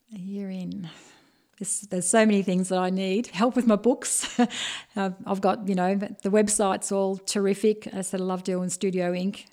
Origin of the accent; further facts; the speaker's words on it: Bendigo, Victoria, Australia; being born and bred Bendigo, it's, um, my history of growing up in Hargrave Street